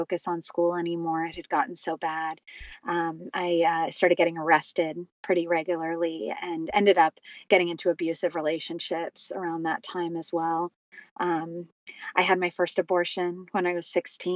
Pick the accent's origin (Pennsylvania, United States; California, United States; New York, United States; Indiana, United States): California, United States; I grew up in California